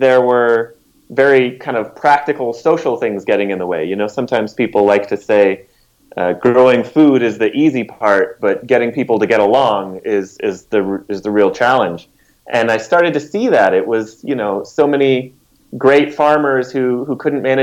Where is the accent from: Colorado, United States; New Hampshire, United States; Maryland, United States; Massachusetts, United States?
Colorado, United States; Denver; also born or lived in New York City; I was born and raised here in Denver